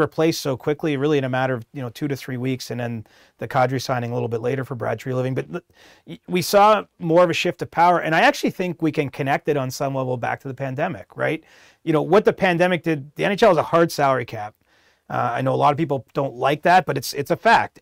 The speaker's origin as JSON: {"language": "English", "town": "Cobourg", "region": "Ontario", "country": "Canada", "tie": "born or raised there", "said": "my hometown, which is Coburg, Ontario, a small little place"}